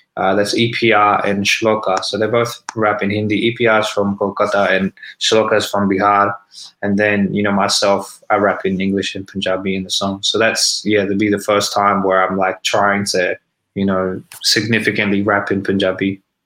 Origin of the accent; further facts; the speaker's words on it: Sydney, New South Wales, Australia; also born or lived in Melbourne; I was born and raised in Sydney